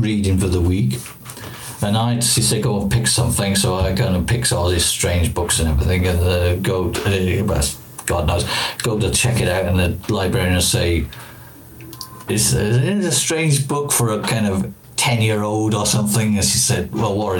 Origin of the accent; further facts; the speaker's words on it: Wales, United Kingdom; I come from Wales